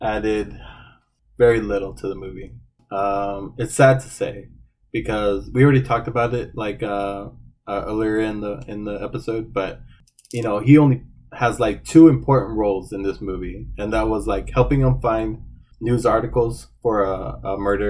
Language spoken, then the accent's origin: English; Phoenix, Arizona, United States; I grew up in around the Phoenix area, South Phoenix